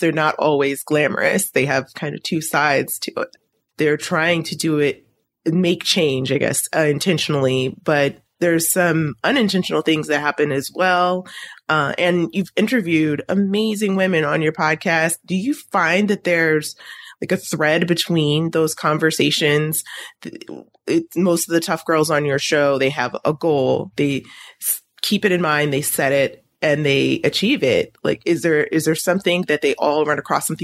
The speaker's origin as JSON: {"language": "English", "region": "Virginia", "country": "United States", "said": "I'm from Virginia"}